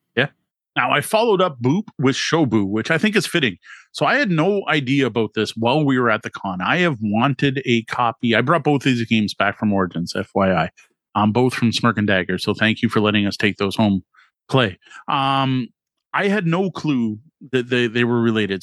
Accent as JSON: {"language": "English", "country": "Canada", "said": "as a Canadian"}